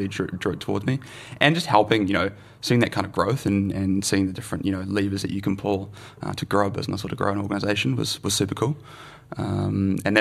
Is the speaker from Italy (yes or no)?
no; Melbourne, Victoria, Australia; also born or lived in New Zealand; now in Wellington, New Zealand; I grew up in Melbourne.